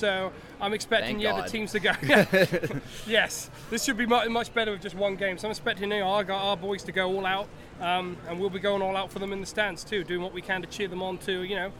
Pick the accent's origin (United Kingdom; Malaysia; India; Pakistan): United Kingdom; accent: British; now in Birmingham, United States; do I add legitimacy, Caleb, with my accent?